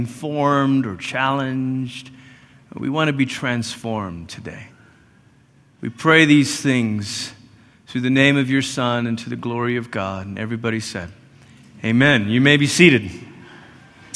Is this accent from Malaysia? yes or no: yes; Malaysia; moved away; I grew up in Malaysia, which is about as far as you can go on the other side of the world before you start coming back